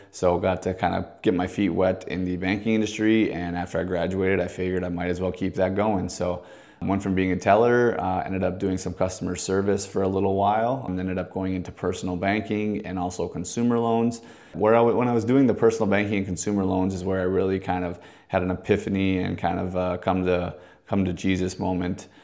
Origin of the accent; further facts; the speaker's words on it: Maple Grove, Minnesota, United States; also born or lived in Fargo, North Dakota; I was born and raised in Fargo, North Dakota till I was about ten years old. That time, I moved down to the Maple Grove, Minnesota area, went to school, and then ended up going to high school and graduating from Maple Grove Senior High down there